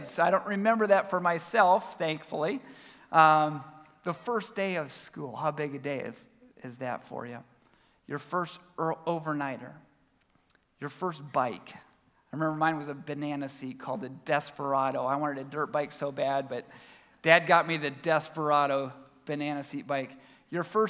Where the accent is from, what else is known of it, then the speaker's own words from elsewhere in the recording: Minerva, Ohio, United States; also born or lived in Albert Lea, Minnesota; now in Columbus, United States; we moved out to the great state of Ohio when I was 10 years old. I've loved Ohio. Grew up in Minerva, Ohio.